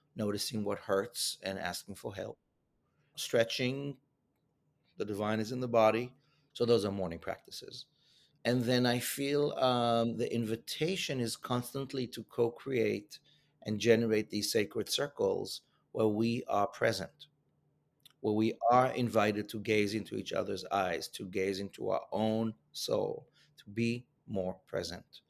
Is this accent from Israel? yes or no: yes; Israel; moved away; my home country of Israel